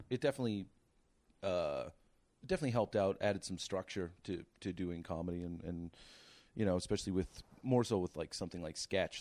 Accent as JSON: {"language": "English", "area": "Cape Breton", "region": "Nova Scotia", "country": "Canada", "tie": "born or raised there", "also_born_or_lived": "Toronto", "moved": "as an adult", "said": "I'm from Nova Scotia originally, from Cape Breton"}